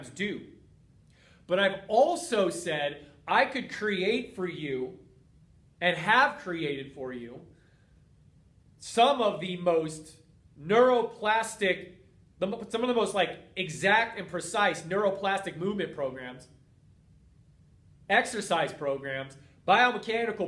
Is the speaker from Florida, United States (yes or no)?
no; Boulder, Colorado, United States; moved away; my hometown of Boulder, Colorado